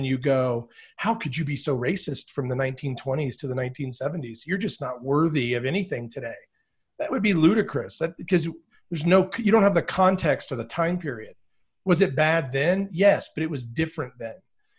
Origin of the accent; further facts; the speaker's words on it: border of West Virginia and Virginia, United States; I was born in West Virginia. So I grew up on the border of West Virginia and Virginia.